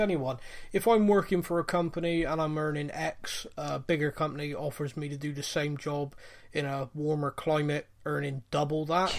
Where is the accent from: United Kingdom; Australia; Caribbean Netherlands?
United Kingdom; Bristol, South West England; I'm from Bristol. I sound like a cross between a pirate and a farmer